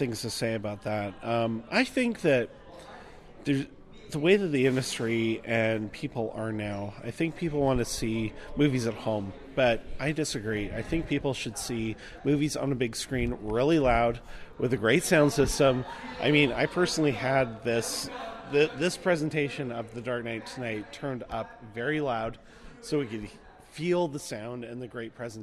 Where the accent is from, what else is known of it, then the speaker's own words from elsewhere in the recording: Victoria, British Columbia, Canada; I'm from Victoria, actually. So I frequent a lot of theaters in Victoria